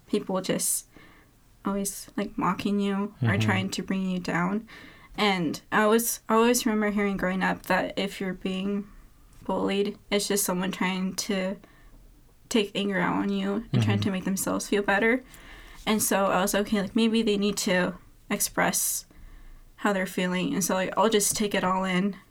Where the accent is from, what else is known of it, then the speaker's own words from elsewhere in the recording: Jefferson, United States; growing up in Jefferson